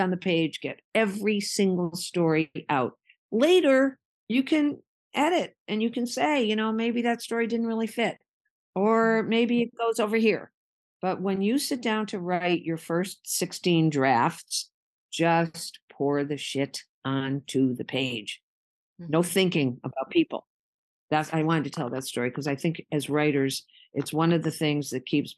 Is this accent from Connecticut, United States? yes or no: yes; West Hartford, Connecticut, United States; moved away as an adult; now in Martha's Vineyard, United States; I had moved to the Vineyard from West Hartford